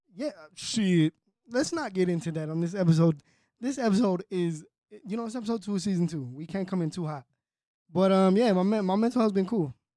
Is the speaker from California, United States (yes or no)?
yes; Fontana, California, United States; also born or lived in Cali, Colombia; I grew up in Southridge